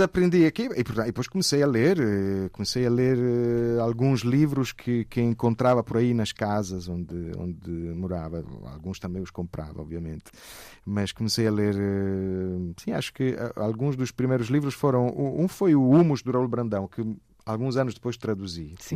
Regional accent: Lecce, Apulia, Italy; Portuguese is a second language; moved away as an adult; now in Portugal; eu sou de Lecce

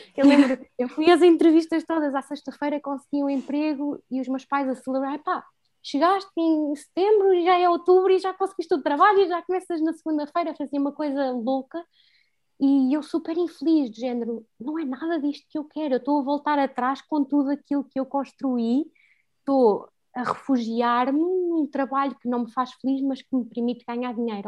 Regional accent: Fundão, Centro, Portugal; moved away as an adult; also born or lived in Lisbon; Eu adoro o Fundão, adoro a minha terra

